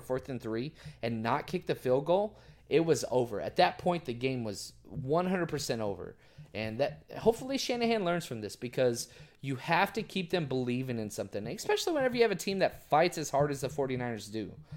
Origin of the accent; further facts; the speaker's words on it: Dallas, Texas, United States; I grew up in Dallas my entire life